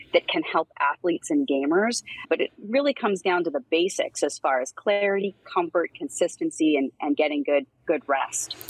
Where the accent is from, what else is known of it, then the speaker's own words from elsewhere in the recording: Pennsylvania, United States; I grew up in Pennsylvania